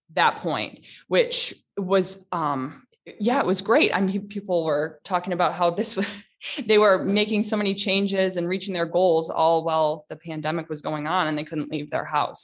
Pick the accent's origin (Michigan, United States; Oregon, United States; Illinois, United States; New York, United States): Michigan, United States; moved away as an adult; also born or lived in Virginia / Tennessee / Riyadh, Saudi Arabia; now in Dubai, United Arab Emirates; I'm from Michigan.